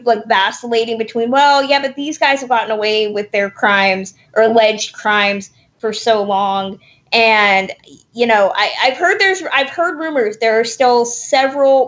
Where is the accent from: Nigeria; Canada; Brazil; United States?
United States; Sacramento, California; growing up in Sacramento and wanting to believe that life is happening somewhere else. I still feel that, and I still live there